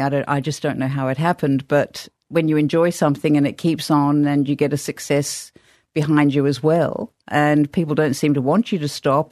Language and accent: English; Australia; also born or lived in England; I was born in England, but I grew up in Australia